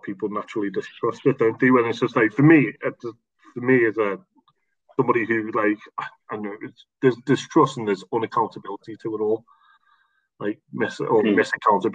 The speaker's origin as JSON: {"language": "English", "town": "Liverpool", "region": "North West England", "country": "United Kingdom", "said": "we're from Liverpool"}